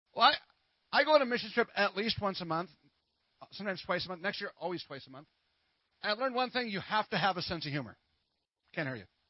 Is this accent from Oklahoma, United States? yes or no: no; Minnesota, United States; now in Texas, United States; I'm from Minnesota